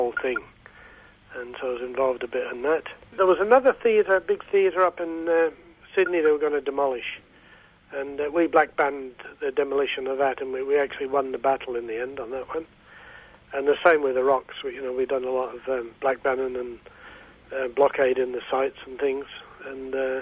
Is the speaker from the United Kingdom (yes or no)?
yes; Scotland, United Kingdom; now in Australia; I'm a Scot